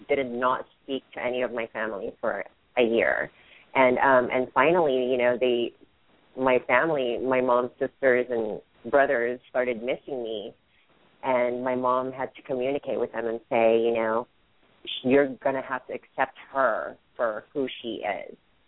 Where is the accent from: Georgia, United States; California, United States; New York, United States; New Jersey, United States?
California, United States; Hayward; born or raised there; also born or lived in Philippines / San Francisco, California